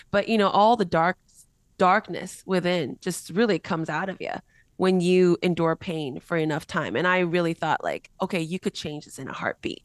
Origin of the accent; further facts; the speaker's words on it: United States; also born or lived in Korea; I was born in Korea, raised in America, got saved in Mexico